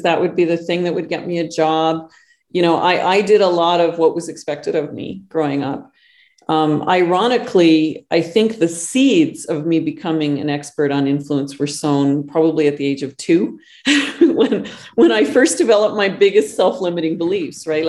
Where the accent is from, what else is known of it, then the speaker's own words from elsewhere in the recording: Northern Canada, Canada; now in Costa Rica; I'm not just Canadian, but I grew up in the backwoods of Northern Canada.